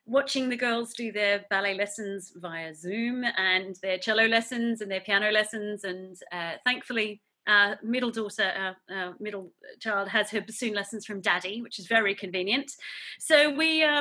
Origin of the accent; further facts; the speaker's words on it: Newcastle, New South Wales, Australia; moved away as an adult; now in United Kingdom; In Newcastle, so only about 50 kilometres away from you.